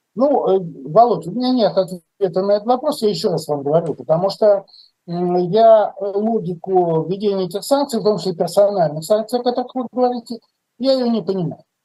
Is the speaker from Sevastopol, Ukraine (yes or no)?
no; Lviv, Lviv Oblast, Ukraine; мой э, земляк Виталий Манский, мы из Львова